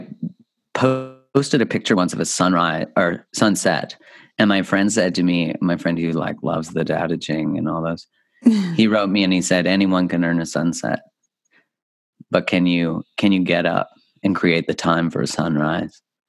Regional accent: Canada; I grew up in Canada

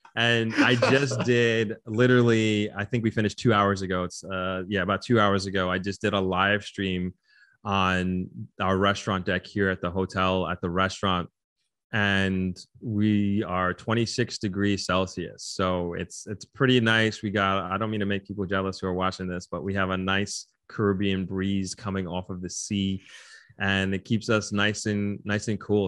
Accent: New York, United States; moved away as an adult; now in Negril, Jamaica; I was originally born and raised in New York

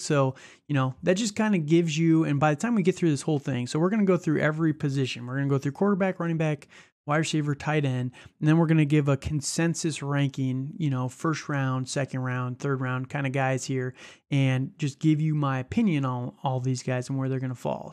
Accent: outside of Chicago, Illinois, United States; I grew up outside of Chicago.

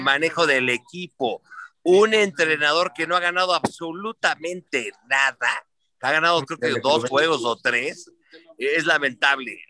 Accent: Mexico; yo nací en la Unidad de Independencia, en Silana

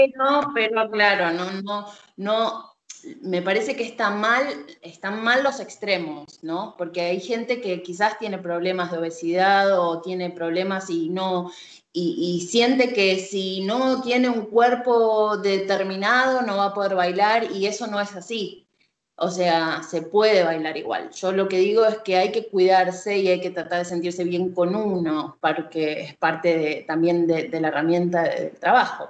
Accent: Argentina; Soy argentina

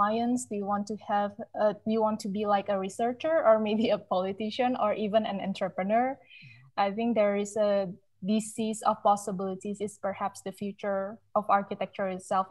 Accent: Sukabumi, West Java, Indonesia; moved away as an adult; also born or lived in Malaysia / Netherlands; I'm from a really quite a small city. Not many people know it. Like, right, the city called Sukabumi is West Java

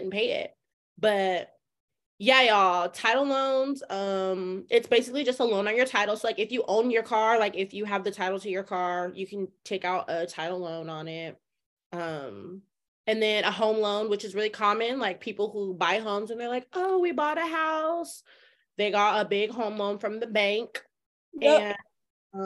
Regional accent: Colorado, United States; we're from Colorado.

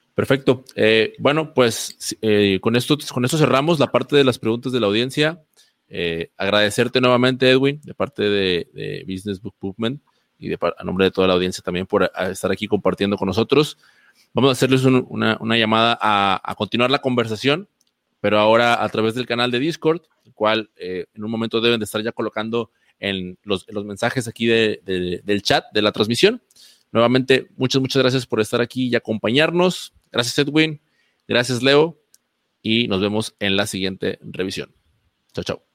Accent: Mexico; como mexicanos

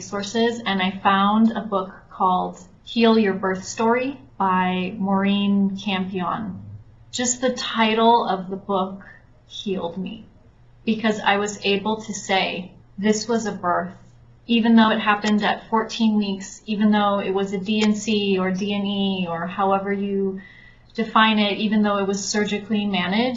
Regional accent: California, United States; now in Mexico; I'm originally from California, but I was in Mexico. I live here.

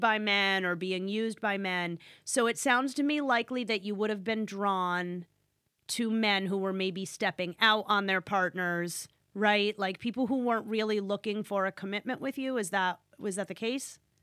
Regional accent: Northeast, United States; I'm from the Northeast

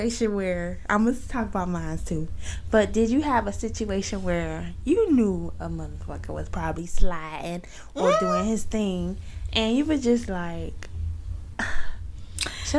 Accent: Miami, Florida, United States; I'm from Miami

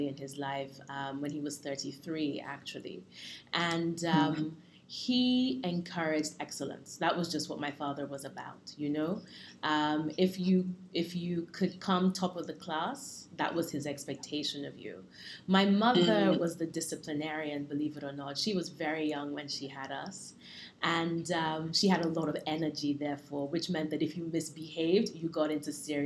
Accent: Lagos, Nigeria; first language English; moved away; also born or lived in London, United Kingdom; I was born in Lagos to a mother who is Yoruba

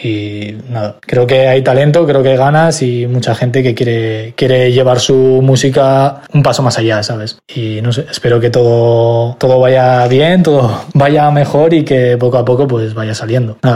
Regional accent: Logroño, La Rioja, Spain; soy de Logroño

